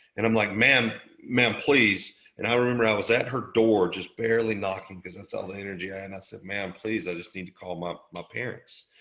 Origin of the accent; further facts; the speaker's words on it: Southeast Alabama, United States; also born or lived in Killeen, Texas; I grew up in Southeast Alabama.